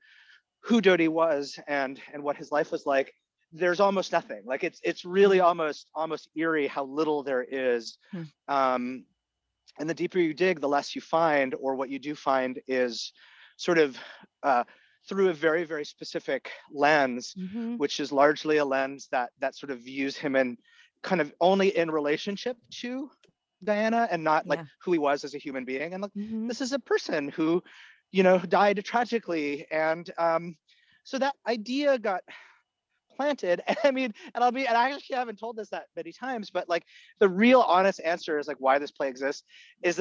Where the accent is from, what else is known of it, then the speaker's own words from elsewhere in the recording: Canada; first language Egyptian Arabic; English is a second language; I was born and raised in Canada